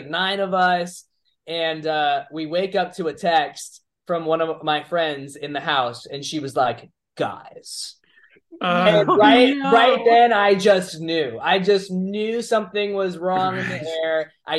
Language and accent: English; Orlando, Florida, United States; I'm from Dr. Phillips.